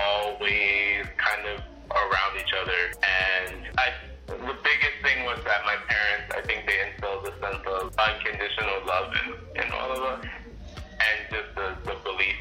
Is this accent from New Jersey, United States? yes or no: no; New York City, New York, United States; I grew up on basically what would be considered the Upper West Side in a project housing